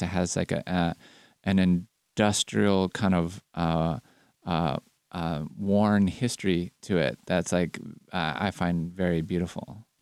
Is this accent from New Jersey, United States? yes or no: no; California, United States; as a Californian